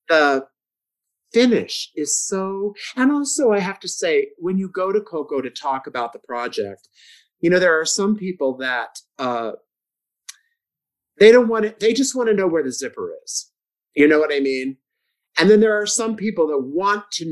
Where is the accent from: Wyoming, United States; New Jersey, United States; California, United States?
California, United States; San Diego; I'm from San Diego, and I decided when I got out of high school that I was going to be a teacher